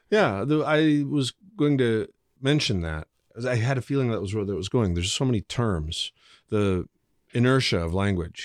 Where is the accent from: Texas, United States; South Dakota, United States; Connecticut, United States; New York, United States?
South Dakota, United States; Dell Rapids; growing up in Del Rapids